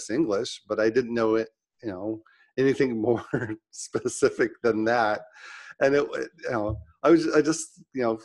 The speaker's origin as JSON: {"language": "English", "region": "Utah", "country": "United States", "tie": "born or raised there", "moved": "yes", "lives_now": "Phoenix, United States", "said": "I grew up in Utah"}